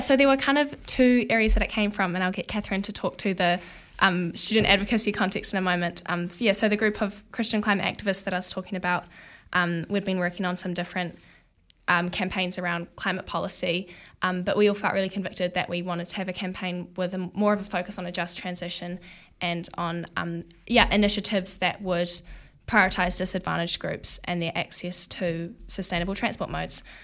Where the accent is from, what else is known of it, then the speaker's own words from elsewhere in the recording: Porirua, Wellington, New Zealand; now in Wellington, New Zealand; I grew up in Porirua